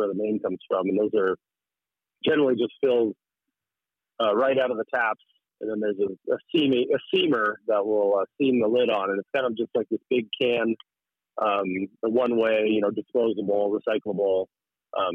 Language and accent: English; Fairbanks, Alaska, United States; also born or lived in Juneau; I'm born and raised in Fairbanks, and my wife is too